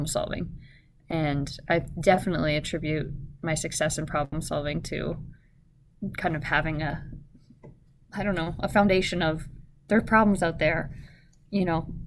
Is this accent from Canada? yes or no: yes; Canada; now in Alaska, United States; I grew up in Canada